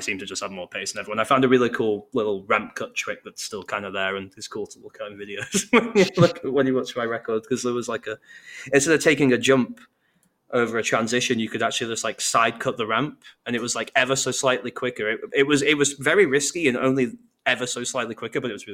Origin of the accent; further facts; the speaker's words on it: Bolton, North West England, United Kingdom; moved away as an adult; now in Manchester, United Kingdom; I'm originally from Bolton